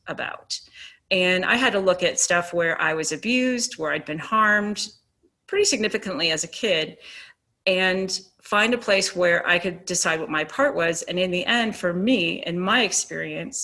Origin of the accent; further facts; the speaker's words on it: Virginia, United States; moved away; also born or lived in Boulder, Colorado; I was from Virginia